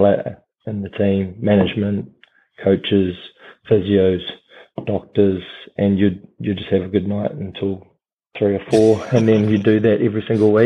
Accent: Christchurch, Canterbury, New Zealand; moved away as an adult; also born or lived in Southland; I was from Christchurch

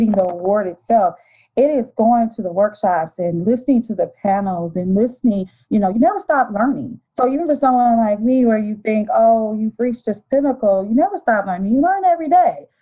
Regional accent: Detroit, Michigan, United States; I was born and raised in Detroit, Michigan. Still live here.

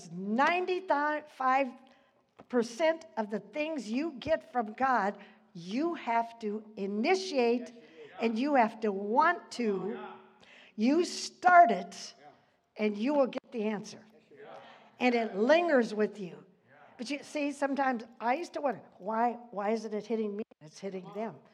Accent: Dodge, United States; moved away; I came from a town of 500 to 600 people

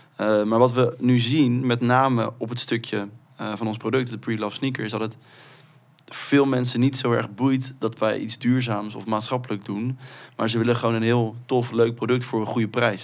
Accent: Rotterdam, South Holland, Netherlands; wij komen uit Rotterdam, dat is de armste, armste gemeente van Nederland

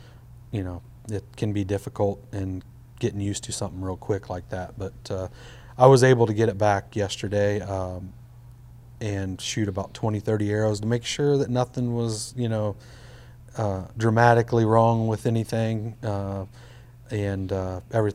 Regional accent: Midwest, United States; I grew up in the Midwest

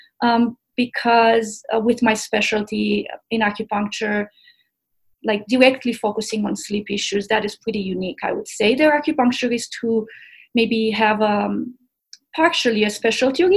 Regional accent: Romania; also born or lived in Tennessee; now in Boulder, United States; I grew up in Romania

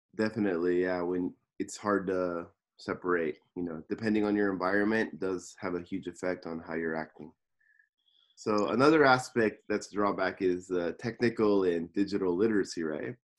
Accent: Los Angeles, California, United States; now in Tokyo, Japan; I'm from Los Angeles, California, and I'm living in Tokyo, Japan

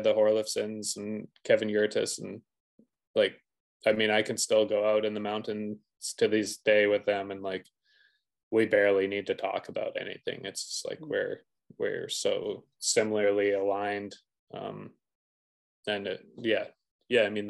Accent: Revelstoke, British Columbia, Canada; I was obviously from Revelstoke

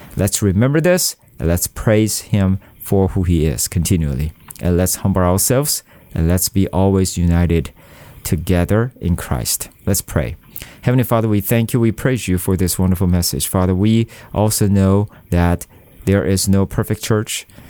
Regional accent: South Korea; I am from South Korea, and, uh, Korea is a very compe-, competitive country in terms of study.

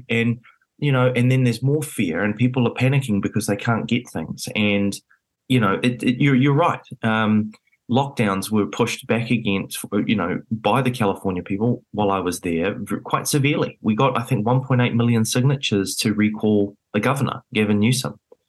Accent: New Zealand; it was a very rare position to be in as a Kiwi

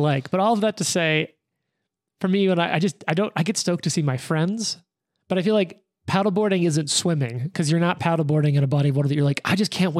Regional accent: Louisiana, United States; accent: thick Louisiana; moved away; I grew up in Louisiana at the time and I had like a thick Louisiana accent.

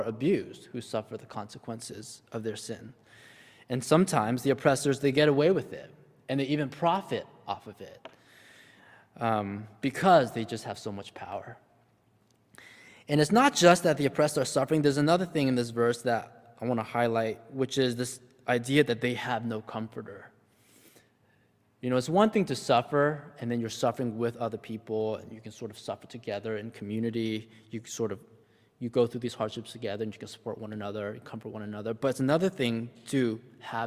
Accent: United States; I was born in the States and I grew up in a relatively privileged household

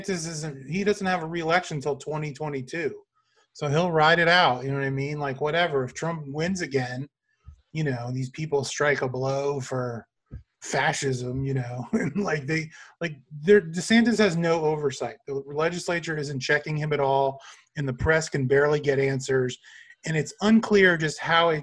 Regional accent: Florida, United States; I'm from Florida

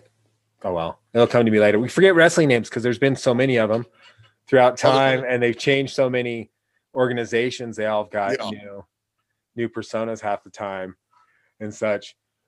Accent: Pacific Northwest, United States; but we're like we're good because we're from the Pacific Northwest, so we're good on that aspect

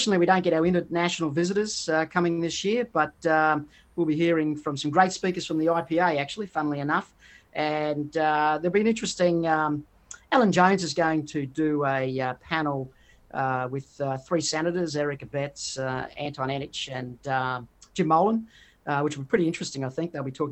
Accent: Queensland, Australia; I'm from Queensland

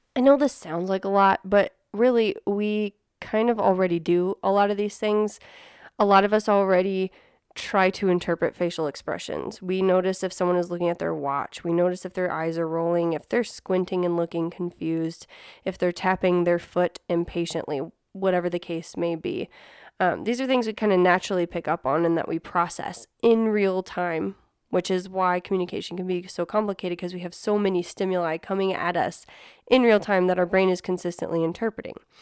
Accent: Midwest, United States; now in New Mexico, United States; Neil and I grew up in the Midwest

